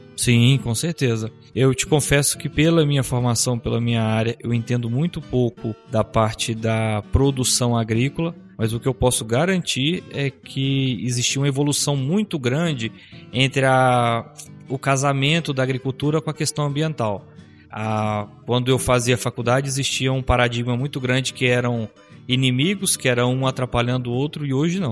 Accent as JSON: {"language": "Portuguese", "region": "Tocantins", "country": "Brazil", "tie": "born or raised there", "moved": "as an adult", "lives_now": "Rio Verde, Brazil", "said": "eu sou natural de Tocantins e moro aqui em Rio Verde já há 13 anos, quando eu mudei para cá para cursar a faculdade"}